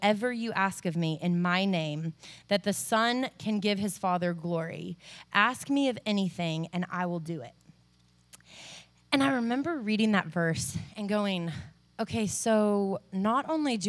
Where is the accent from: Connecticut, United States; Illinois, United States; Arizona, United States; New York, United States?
Arizona, United States; also born or lived in California; now in Nashville, United States; I was raised in Arizona, moved to California, am currently living in Nashville, Tennessee.